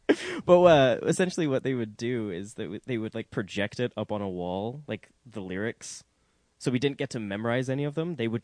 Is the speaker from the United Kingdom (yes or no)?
yes; Scotland, United Kingdom; Yeah, I was raised in Scotland.